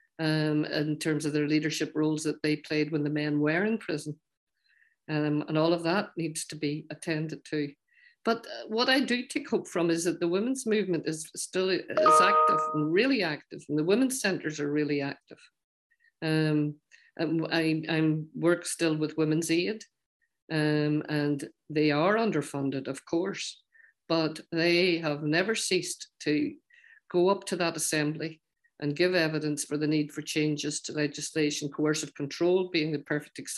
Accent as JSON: {"language": "English", "area": "Ulster", "region": "Northern Ireland", "country": "United Kingdom", "accent": "Ulster Scots", "said": "my accent, and it's probably an Ulster Scots accent"}